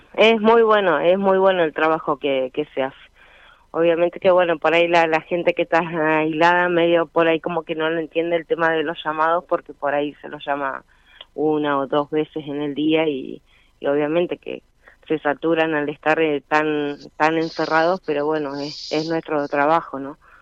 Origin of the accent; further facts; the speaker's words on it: Caleta Olivia, Santa Cruz, Argentina; De Caleta Olivia.